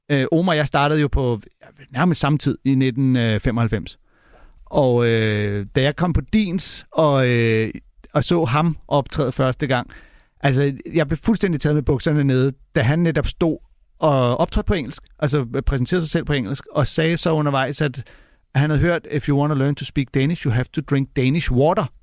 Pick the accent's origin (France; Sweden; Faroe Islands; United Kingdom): Sweden; Danish is a second language; now in Denmark; som I tydeligt kan se, er jeg ikke herfra. Jeg er faktisk fra Sverige, eller kommet hertil fra Sverige.